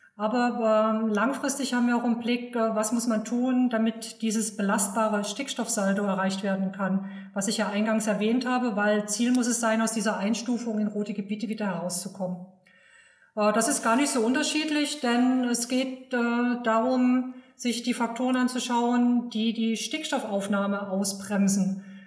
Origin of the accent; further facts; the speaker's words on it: Saxony, Germany; moved away as an adult; also born or lived in Berlin / Brandenburg; bin aufgewachsen in Sachsen